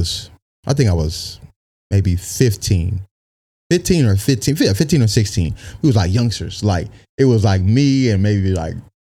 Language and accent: English; United States; So I grew up in South Bay.